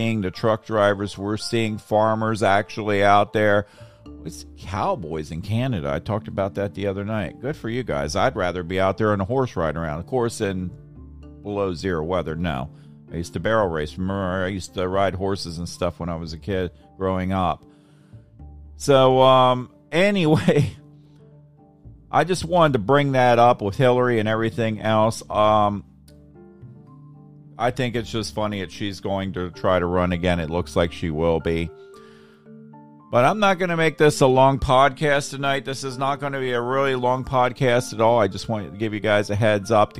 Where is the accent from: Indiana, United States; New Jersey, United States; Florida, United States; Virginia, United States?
Florida, United States; Tampa; I come from Tampa Bay